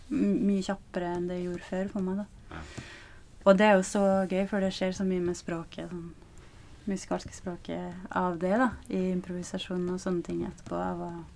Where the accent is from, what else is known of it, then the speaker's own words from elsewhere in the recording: Flekkefjord, Agder, Norway; moved away; når jeg var hjemme i Flekkefjord nå